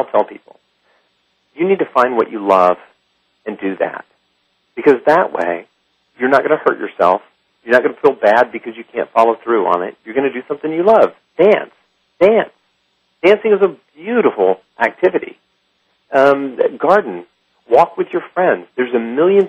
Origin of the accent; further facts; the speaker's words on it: Alabama, United States; moved away; also born or lived in Lyon, France; I am from Alabama.